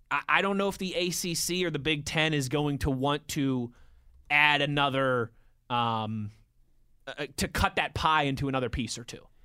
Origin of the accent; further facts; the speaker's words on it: Ohio, United States; I'm a Virginia Tech fan, but I like UC as well since I'm originally from Ohio.